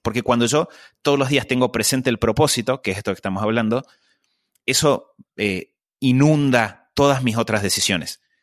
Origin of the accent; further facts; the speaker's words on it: Argentina; Yo eh, crecí eh, en Argentina